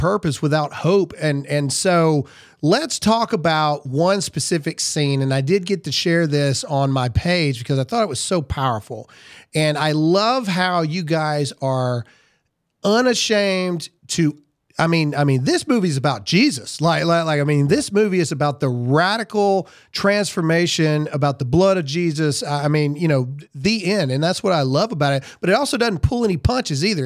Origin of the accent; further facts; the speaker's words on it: Lowndes County, Mississippi, United States; I'm from Lowndes County, Mississippi